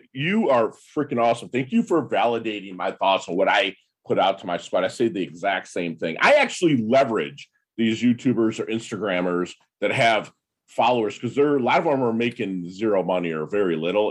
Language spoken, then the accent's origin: English; Detroit, Michigan, United States; I'm from Detroit